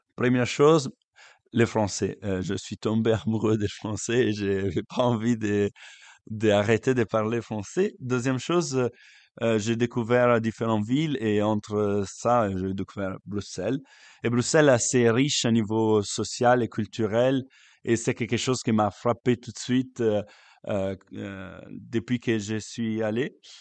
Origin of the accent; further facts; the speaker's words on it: Lake Como, Lombardy, Italy; French is a second language; moved away as an adult; now in Belgium; je suis italien et je viens du lac